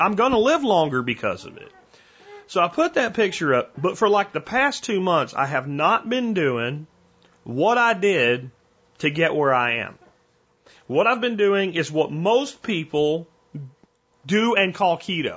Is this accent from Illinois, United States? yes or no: no; Central Pennsylvania, United States; now in Texas, United States; I'm from Central Pennsylvania and I love Yingling. I grew up as a teenager drinking Yingling at bush parties. And when I moved to Texas, no more Yingling